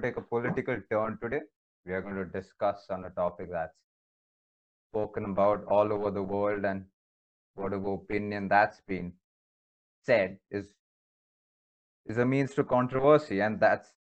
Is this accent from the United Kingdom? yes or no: no; India; I'm in India, being an Indian